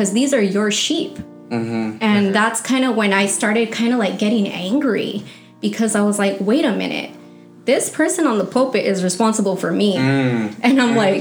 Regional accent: Santa Ana, California, United States; I'm actually from Santa Ana.

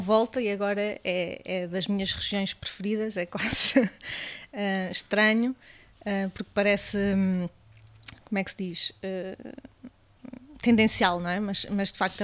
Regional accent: Mangualde, Centro, Portugal; eu sou da Beira Alta, sou do Dão e é um vinho da adega cooperativa de Mangualde, que é a pequena cidade onde eu sou originária

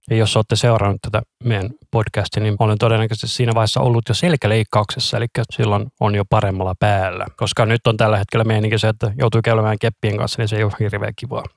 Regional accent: Finland; me ollaan Suomesta

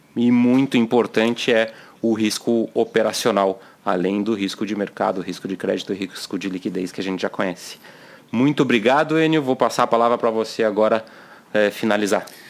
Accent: Brazil

